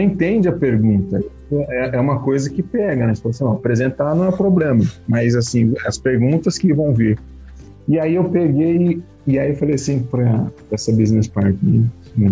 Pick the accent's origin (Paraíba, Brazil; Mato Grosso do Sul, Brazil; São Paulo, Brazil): São Paulo, Brazil; Jacareí; moved away as an adult; also born or lived in Manaus / Fortaleza / Mauá; now in Jundiaí, Brazil; sou natural de Jacareí